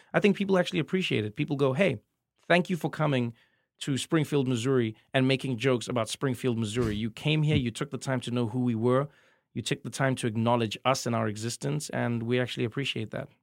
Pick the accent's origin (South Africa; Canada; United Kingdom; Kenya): South Africa; moved away; as a South African comedian